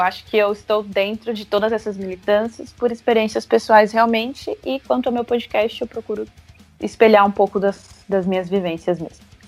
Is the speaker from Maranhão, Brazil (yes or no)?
no; Osasco, São Paulo, Brazil; eu sou de Osasco